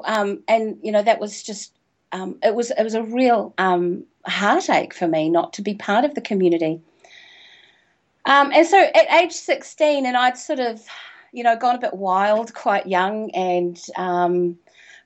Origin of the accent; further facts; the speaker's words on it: New Zealand; also born or lived in Invercargill, New Zealand; I'm from New Zealand, by the way. I live in Christchurch, which is in the South Island